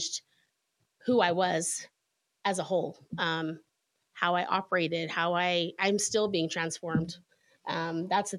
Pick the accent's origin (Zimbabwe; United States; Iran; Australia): United States; Utah; moved away as an adult; I grew up here in Utah, and we moved back about 10 years ago now.